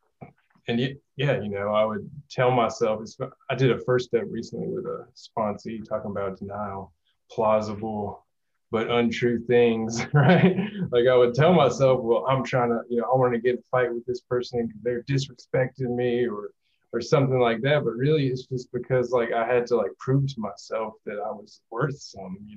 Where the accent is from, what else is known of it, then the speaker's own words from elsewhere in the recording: Jackson, Mississippi, United States; I'm from Jackson, Mississippi metro area